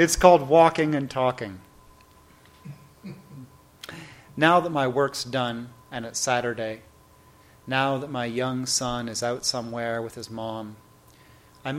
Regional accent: Toronto, Ontario, Canada; moved away as an adult; now in United States; I have grew up in Toronto and have been living in the United States for 14 years now

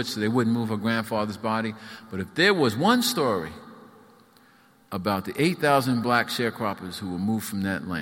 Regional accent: New York, United States; I was from New York

